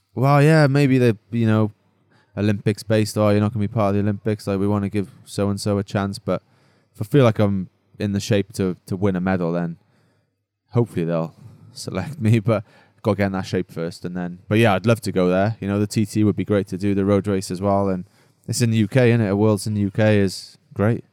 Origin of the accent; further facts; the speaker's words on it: Wales, United Kingdom; now in Monaco; being Welsh